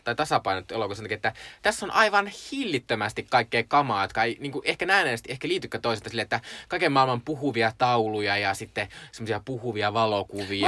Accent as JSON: {"language": "Finnish", "town": "Joensuu", "region": "North Karelia", "country": "Finland", "said": "mä olin siis Joensuusta kotoisin, Joensuu on aika pieni kaupunki"}